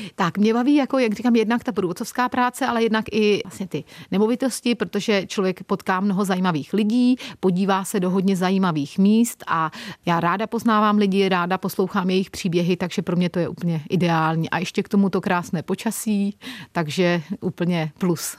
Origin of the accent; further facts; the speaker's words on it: České Budějovice, South Bohemian Region, Czechia; moved away as an adult; also born or lived in United Kingdom; now in Torremolinos, Spain; Já jsem původem z Českých Budějovic.